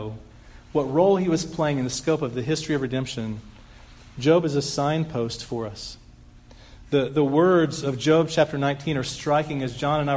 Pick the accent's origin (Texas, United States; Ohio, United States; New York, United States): Texas, United States; Dallas; moved away as an adult; I grew up here in Dallas for 20 years